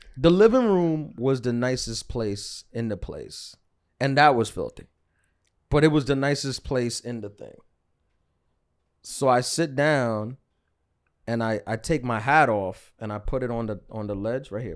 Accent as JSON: {"language": "English", "town": "New York City", "region": "New York", "country": "United States", "said": "I'm from New York City"}